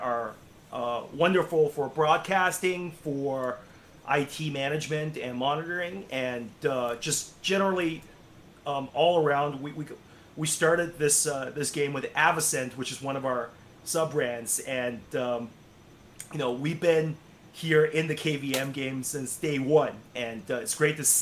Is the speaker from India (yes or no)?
no; Canada; I'm Canadian, but when I was in our sort of high school system